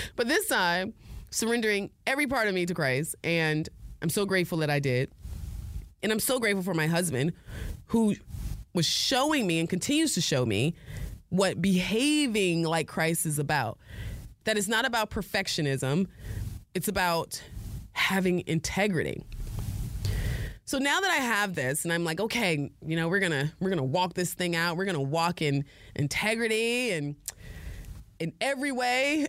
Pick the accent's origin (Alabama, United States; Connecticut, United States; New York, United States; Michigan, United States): Connecticut, United States; New Haven; I was born in New Haven, Connecticut